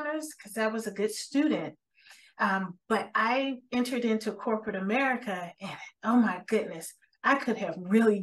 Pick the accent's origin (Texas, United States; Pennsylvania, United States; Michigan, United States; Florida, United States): Florida, United States; Miami; moved away as an adult; also born or lived in Ohio; I'm a sun baby, born and raised in Miami